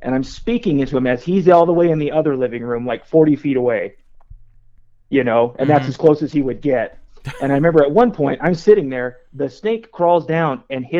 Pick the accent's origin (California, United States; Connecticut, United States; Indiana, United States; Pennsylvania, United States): California, United States; Central Valley; I grew up in California, right there, smack dab in the middle, Central Valley, in between Fresno and Bakersfield.